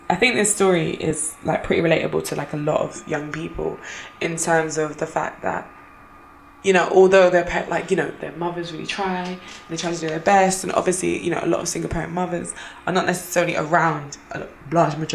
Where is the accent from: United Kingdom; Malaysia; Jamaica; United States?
Jamaica; growing up in Jamaica or like living in Jamaica for a short time, I remember it was having like walking uh, like to school.